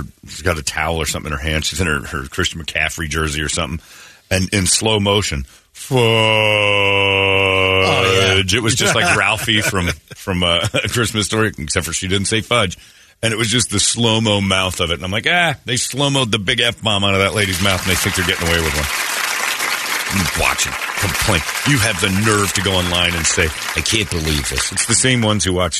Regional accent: Mormon Arizona, United States; I grew up in Mormon, Arizona here

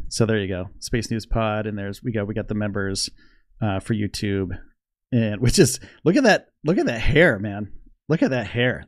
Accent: Northeast, United States; also born or lived in Orlando, Florida; I'm from the Northeast.

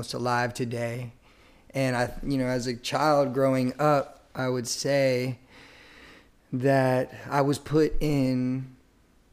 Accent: Chantilly, Virginia, United States; also born or lived in Wilmington, North Carolina; now in Cary, United States; I grew up in Northern Virginia, Chantilly, Virginia, which is inside of Fairfax County

